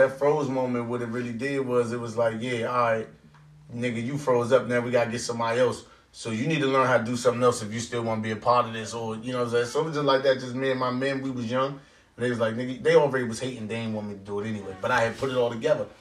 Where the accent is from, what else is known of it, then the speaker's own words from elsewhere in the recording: Oxon Hill, Maryland, United States; I grew up in Oxon Hill